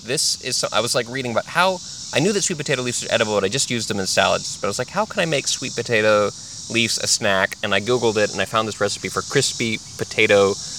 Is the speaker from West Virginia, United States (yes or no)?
no; Texas, United States; also born or lived in California; now in Virginia, United States; I was born in Texas, but I lived a big chunk of my life in Texas, a big chunk of my life in California before I became an adult